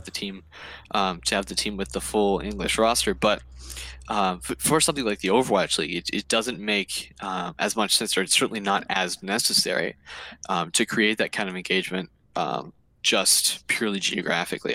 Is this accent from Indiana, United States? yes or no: yes; Indiana, United States; we're, we're from Indiana